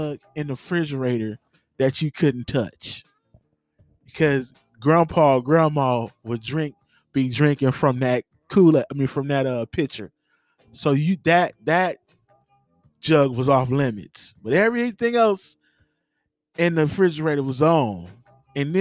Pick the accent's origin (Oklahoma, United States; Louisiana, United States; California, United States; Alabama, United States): California, United States; Los Angeles; I grew up in Watts. You know what I'm saying? The great city of Watts